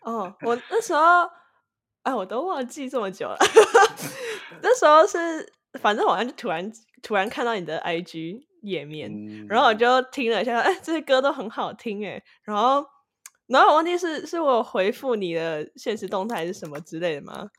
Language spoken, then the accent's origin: Chinese; Taiwan; now in United States; 我是来自台湾，居住在美国的，呃，算是制作人兼歌手